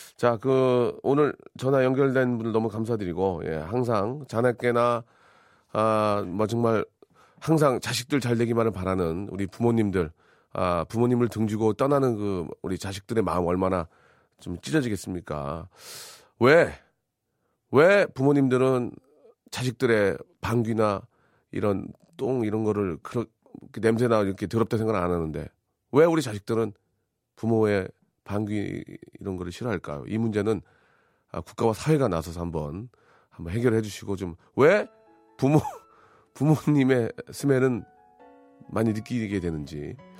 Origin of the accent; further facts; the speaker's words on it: Gimpo, Gyeonggi Province, South Korea; moved away; 저는 김포예요.